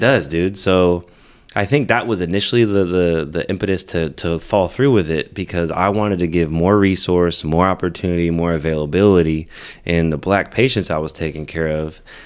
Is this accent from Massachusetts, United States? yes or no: no; Merced, California, United States; moved away as an adult; also born or lived in Texas; growing up in the Central Valley